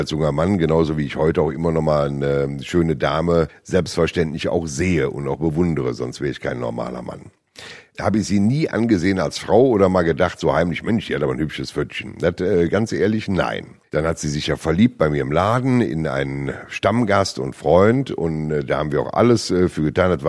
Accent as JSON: {"language": "German", "region": "Rhineland", "country": "Germany", "said": "Als Rheinländer"}